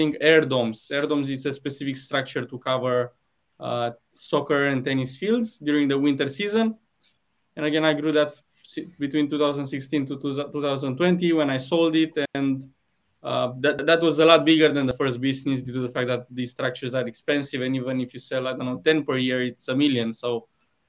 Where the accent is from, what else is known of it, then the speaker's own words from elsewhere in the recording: Romania; moved away as an adult; now in Australia; I'm originally from Romania, currently living in Australia.